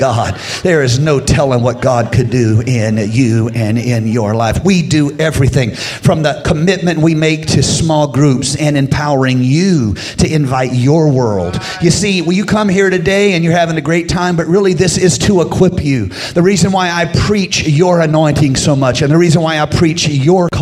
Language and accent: English; United States; I grew up in Carolina